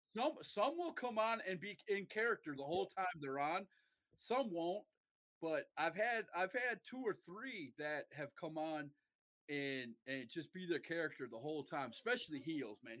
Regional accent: Milwaukee, Wisconsin, United States; moved away; also born or lived in Mauston, Wisconsin / New Lisbon, Wisconsin; I am from Wisconsin. I was born in Mauston, Wisconsin, which is a small town up in the northern part of Wisconsin and I lived most most of my life in a small town um, of New Lisbon or Milwaukee, Wisconsin. I, I, I graduated high school in Milwaukee

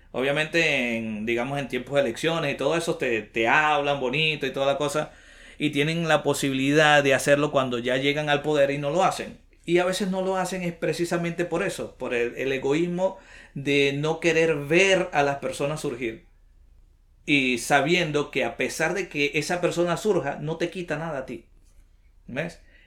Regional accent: Venezuela; moved away as an adult; also born or lived in Bucaramanga, Colombia; now in Lima, Peru; Soy de Venezuela

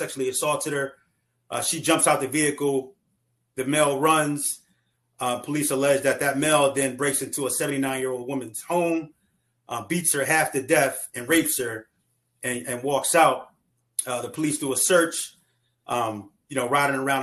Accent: Wilmington, Delaware, United States; I'm originally from Wilmington, Delaware, where I grew up at.

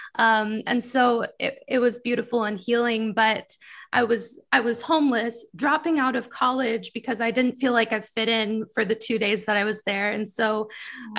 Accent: Michigan, United States; moved away; I'm from Michigan originally

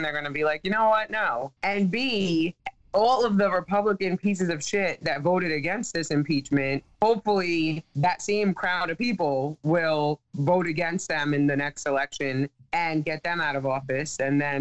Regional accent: New York City, New York, United States; I'm from Staten Island

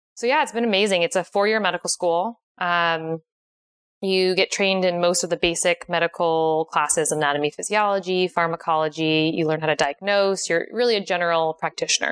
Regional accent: Connecticut, United States; moved away as an adult; now in San Diego, United States; I am originally from Connecticut.

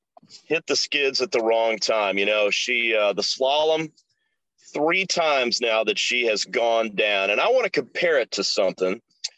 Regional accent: Ocala, Florida, United States; It's my hometown.

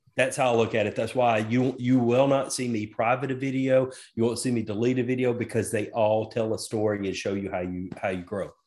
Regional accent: the South, United States; I was raised, I was raised in the South

